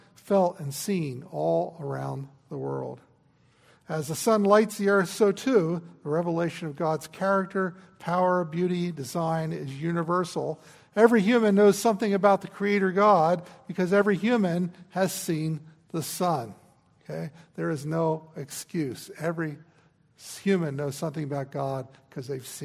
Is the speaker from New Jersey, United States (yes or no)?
yes; New Jersey, United States; I grew up in New Jersey.